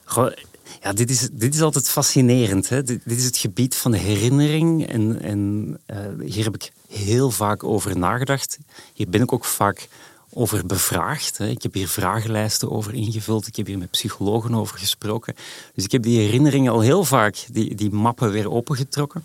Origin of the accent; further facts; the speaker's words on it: Edegem, Flanders, Belgium; moved away as an adult; also born or lived in Antwerp; now in Amsterdam, Netherlands; dat is de zuidrand van Antwerpen